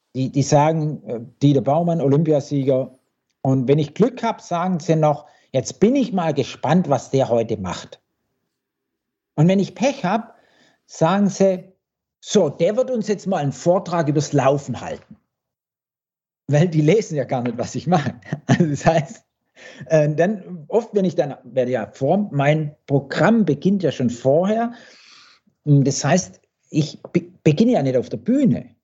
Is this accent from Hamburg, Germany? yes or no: no; Blaubeuren, Baden-Württemberg, Germany; also born or lived in Wippingen; das ist ja mein Blaubeuren und Wippingen, wo ich groß geworden bin